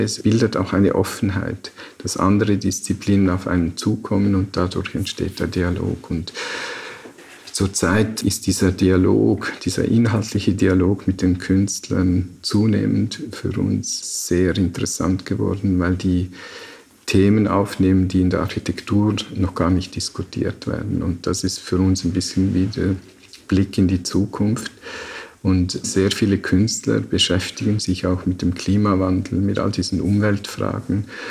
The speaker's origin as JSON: {"language": "German", "country": "Liechtenstein", "tie": "born or raised there", "said": "aufgewachsen in Liechtenstein, da war im Sommer die Wanderung am Wochenende Bestandteil des familiären Lebens"}